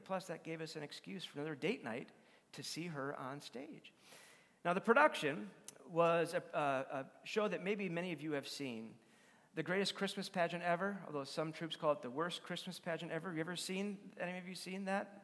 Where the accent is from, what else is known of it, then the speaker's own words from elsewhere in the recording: Madison, United States; where I was growing up in Madison